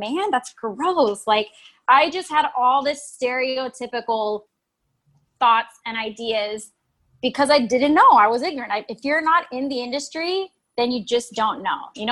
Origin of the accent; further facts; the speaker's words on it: Oxnard, California, United States; I am from Oxnard, California. Beach girl